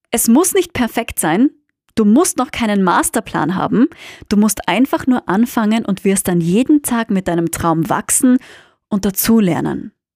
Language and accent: German; Austria; BWL, wie man bei uns in Österreich sagt